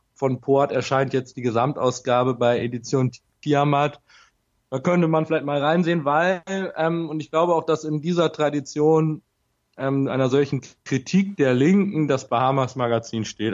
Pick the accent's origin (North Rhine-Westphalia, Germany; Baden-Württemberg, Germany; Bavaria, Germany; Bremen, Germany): Bremen, Germany; moved away as an adult; now in Vienna, Austria; ich komme gebürtig aus Bremen und ähm, habe dort auch, äh, bin dort in der Nähe von Bremen aufgewachsen